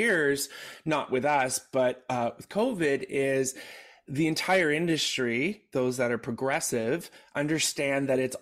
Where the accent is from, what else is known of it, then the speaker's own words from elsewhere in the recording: Canada; as a Canadian